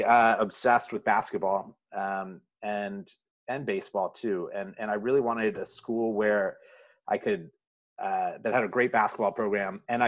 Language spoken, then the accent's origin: English; Birmingham, Alabama, United States; moved away as an adult; also born or lived in Manhattan, New York; now in Brooklyn, United States; Yeah, I was born in Manhattan on the Upper East Side, lived there till I was in between 9 and 10, and then moved to Birmingham, Alabama.